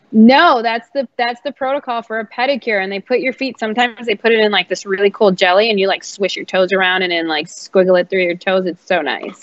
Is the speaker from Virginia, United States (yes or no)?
no; Chicago, Illinois, United States; now in New York, United States; I'm from Chicago